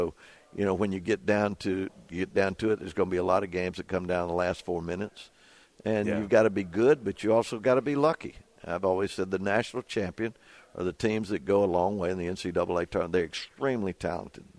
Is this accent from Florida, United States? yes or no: yes; Florida Panhandle, United States; moved away as an adult; also born or lived in Clemson, South Carolina / Auburn, Alabama; I was raised in the Panhandle of Florida near – on the Gulf of Mexico, 50 miles from it